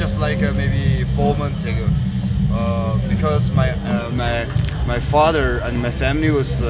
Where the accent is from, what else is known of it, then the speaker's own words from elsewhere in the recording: Tibet, China; English is a second language; moved away as an adult; also born or lived in Dharamshala, India; now in India; When I 18 years old, I have came from Tibet. That's before I have studied in China. I don't can speak a very perfect English. Because in Tibet, when I stay in Tibet, most school I have learned from Chinese language.